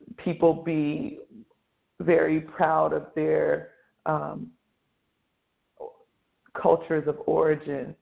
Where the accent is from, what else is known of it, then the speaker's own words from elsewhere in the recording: United States; my parents immigrated from Nigeria in the 70s and had me and my siblings here in America